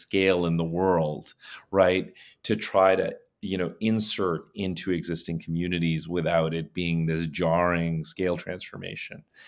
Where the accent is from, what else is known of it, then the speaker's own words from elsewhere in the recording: India; moved away; I was born in India